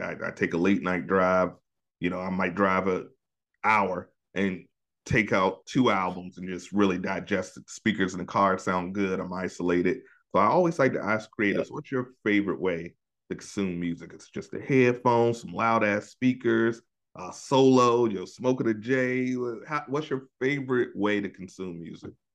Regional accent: Hampton Roads area, Virginia, United States; my hometown

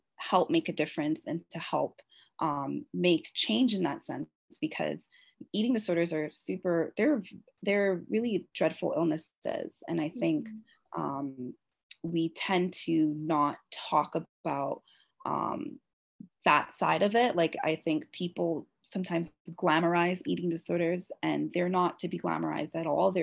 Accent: Toronto, Ontario, Canada; I'm from Toronto, born and raised

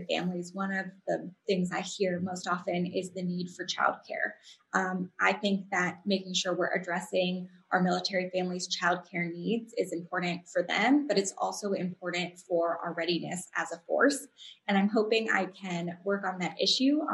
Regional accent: San Diego, California, United States; when I was growing up in San Diego

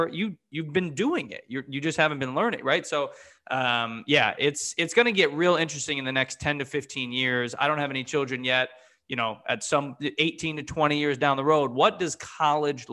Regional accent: United States; moved away as an adult; now in Ohio, United States; I grew up in the Connecticut, New York area

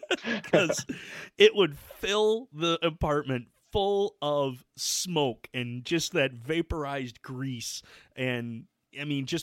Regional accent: Michigan, United States; I'm a bum from Michigan who has been trying to cook wild game more and learn from other people

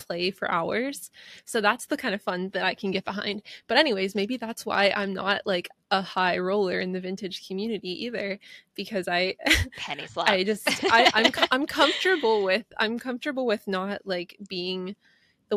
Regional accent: Pennsylvania, United States; where I grew up in Pennsylvania

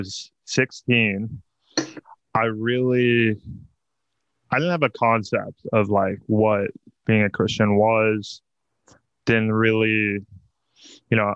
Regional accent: Mansfield, Texas, United States; I'm a kid who basically grew up in the church. You know, my entire family, we're all Texan. We all lived in the same town of Mansfield, suburban town

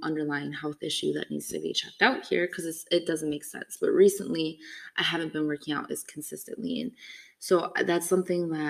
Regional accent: Midwest, United States; I have some words I say funny too, because I'm from the Midwest

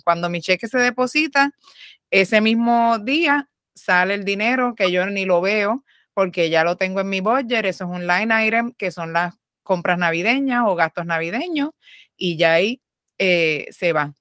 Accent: Puerto Rico; nosotras somos boricuas

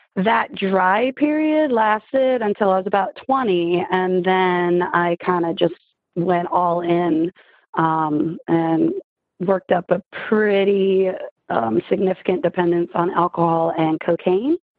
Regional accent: Richmond, Virginia, Mid-Atlantic, United States; now in Richmond, Virginia, United States; I'm from Mid Atlantic. I'm in Richmond, Virginia

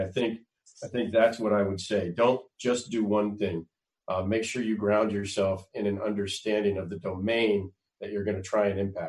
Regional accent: Conway, Arkansas, United States; I grew up all over the United States, but I call my formative years in Conway, Arkansas.

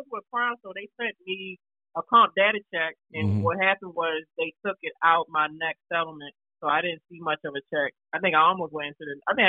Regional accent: Baltimore, Maryland, United States; now in North Carolina, United States; Cause I mean, like, in Baltimore, there's a lot of helicopters, police, motherfucking drug dealers, shooting, raids, all that stuff. So when I moved to North Carolina and I didn't see that stuff as much no more, I felt weird.

